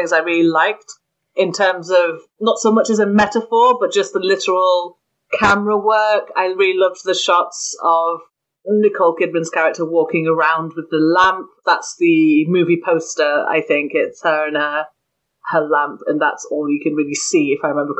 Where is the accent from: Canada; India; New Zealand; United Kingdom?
United Kingdom; grew up here